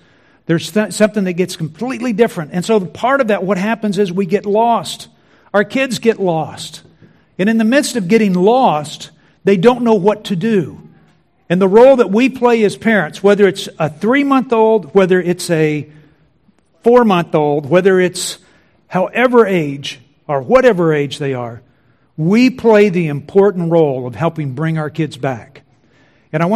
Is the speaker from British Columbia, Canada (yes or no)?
yes; Vancouver, British Columbia, Canada; I'm from Vancouver, which evidently just rains 24/7, 365 days out of the year.